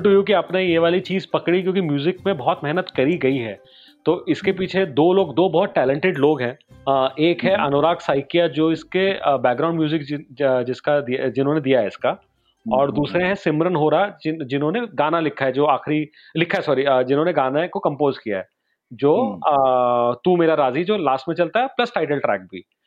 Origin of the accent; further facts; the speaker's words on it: Raipur, Chhattisgarh, India; also born or lived in Gwalior; रायपुर से बिलोंग करता हूँ